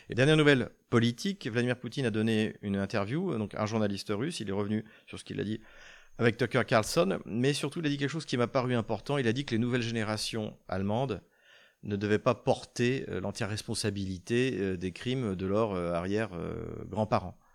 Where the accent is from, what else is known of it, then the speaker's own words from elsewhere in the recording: France; en tant que Français, même si c'est pas des Français